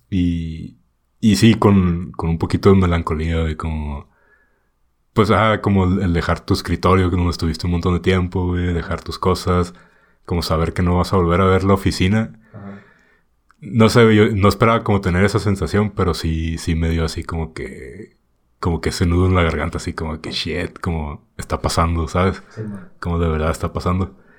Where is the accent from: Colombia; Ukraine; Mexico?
Mexico; Tijuana, Baja California; moved away; de Tijuana